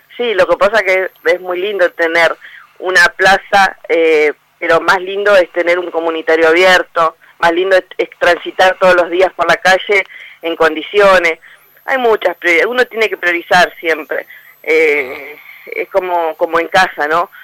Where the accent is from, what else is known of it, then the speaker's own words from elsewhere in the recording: Argentina; Como argentinos